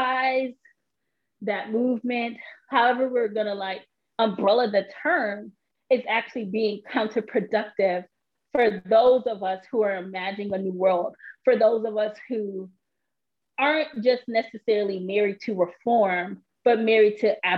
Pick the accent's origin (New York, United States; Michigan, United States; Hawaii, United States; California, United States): New York, United States; also born or lived in Austin, Texas; before I turned one, we moved to New York